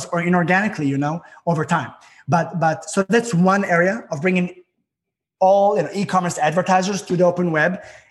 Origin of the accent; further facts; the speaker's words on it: Israel; moved away; There's a lot of snow here, and I'm from Israel.